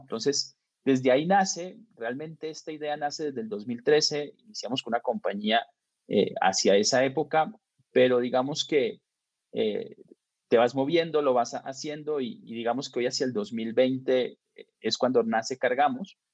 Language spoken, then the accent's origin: Spanish; Bucaramanga, Santander, Colombia; moved away as an adult; now in Mexico; soy colombiano y pues nací en Colombia, en una ciudad chica que se llama Bucaramanga